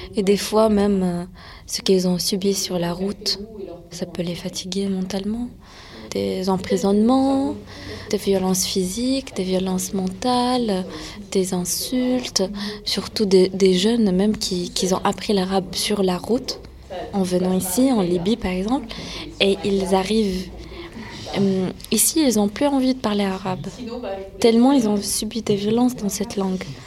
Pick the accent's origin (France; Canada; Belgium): France; mes parents sont nés en Syrie, moi je suis née en France